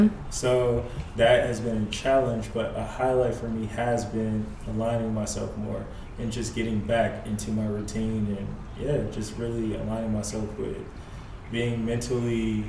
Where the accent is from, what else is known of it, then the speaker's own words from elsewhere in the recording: New York, United States; now in California, United States; because I'm also here from New York